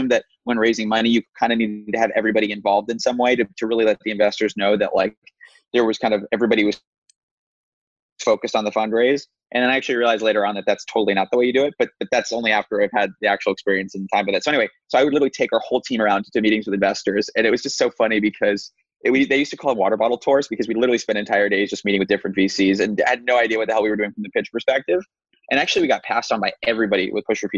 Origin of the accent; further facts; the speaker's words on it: New York, United States; Will had been like a good friend and neighbor of mine growing up in New York